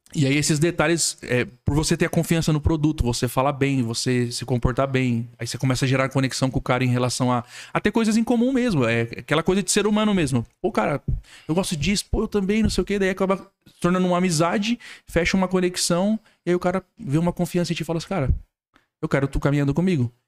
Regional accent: Franco da Rocha, São Paulo, Brazil; moved away as an adult; now in Criciúma, Brazil; eu sou nascido e criado em São Paulo.

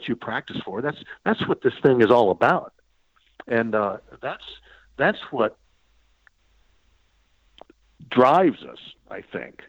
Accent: United States; being the American kid

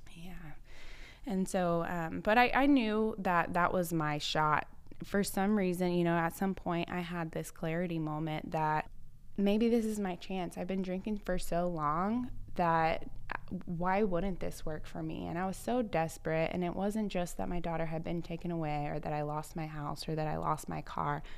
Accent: Cincinnati, Ohio, United States; moved away as an adult; I grew up in Cincinnati, Ohio, had never traveled anywhere but the tri-state

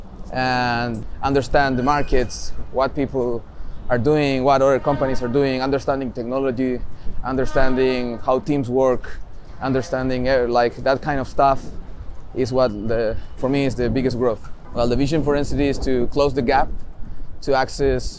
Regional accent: Viña del Mar, Valparaíso, Chile; moved away as an adult; also born or lived in Santiago, Chile; I was born in Santiago, in Chile. But I did most of my early living in Viña del Mar.

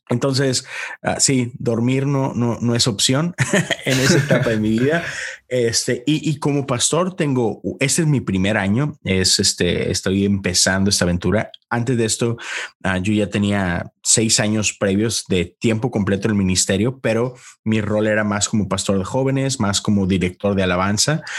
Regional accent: Monterrey, Nuevo León, Mexico; moved away as an adult; now in United States; soy soy un pastor metodista en los Estados Unidos. Soy originario de Monterrey. Este, allá, allá nací, allá crecí casi toda mi vida. En Estados Unidos tengo 10 años.

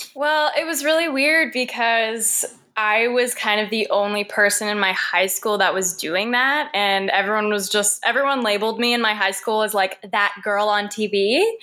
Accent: Sault Ste. Marie, Ontario, Canada; now in Toronto, Canada; I was born in Sault Ste. Marie, Ontario. It's a little small northern town

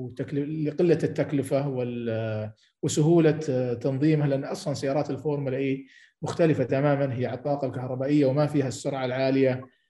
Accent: Saudi Arabia

